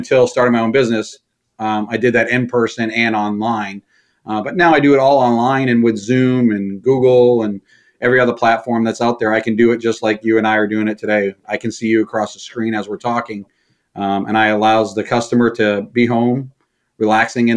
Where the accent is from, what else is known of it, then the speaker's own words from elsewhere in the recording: Maine, United States; moved away as an adult; now in Indiana, United States; I'm originally from Maine